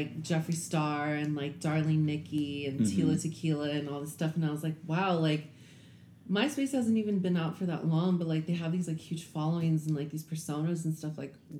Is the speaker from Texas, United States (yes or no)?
no; Compton, California, United States; moved away as an adult; also born or lived in Houston; I grew up in Compton